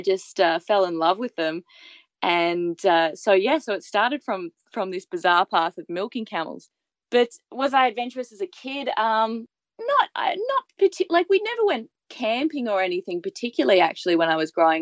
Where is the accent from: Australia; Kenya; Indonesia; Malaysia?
Australia; Brisbane, Queensland; also born or lived in Hong Kong; grew up through primary school and high school, grew up in Australia. I'm from Brisbane